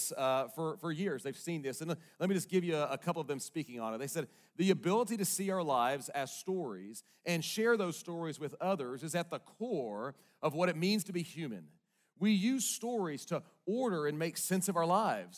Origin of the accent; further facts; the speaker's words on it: Bentonville, Arkansas, United States; also born or lived in Little Rock, Arkansas; most of my growing up days were in Northwest Arkansas up here in Bentonville